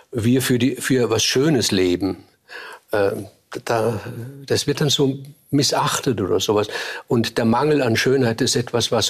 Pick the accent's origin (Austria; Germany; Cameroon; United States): Austria; Vorarlberg; als Vorarlberger ist man ein hölzernes Eisen. Man ist ein, ein protestantischer Katholik von der, ganz, von der ganzen Voraussetzung her. Und man hat diese protestantische Arbeitsethik.